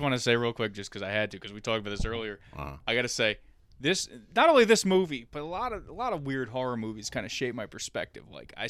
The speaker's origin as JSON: {"language": "English", "region": "New York", "country": "United States", "said": "being a New Yorker"}